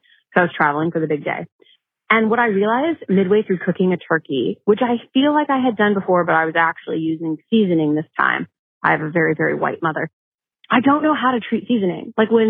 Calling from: Los Angeles, California, United States; I'm calling from Los Angeles, California.

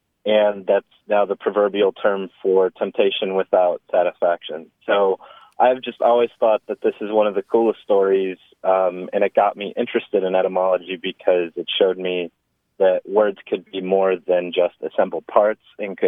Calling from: Huntsville, Alabama, United States; I am calling from Huntsville, Alabama.

